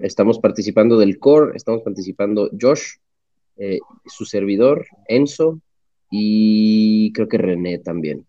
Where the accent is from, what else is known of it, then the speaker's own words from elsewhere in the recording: Mexico; soy mexicano